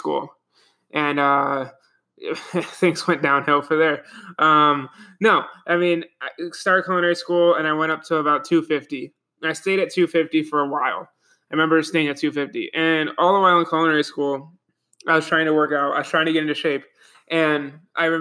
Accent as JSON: {"language": "English", "town": "Buffalo", "region": "New York", "country": "United States", "said": "I'm from Buffalo, New York"}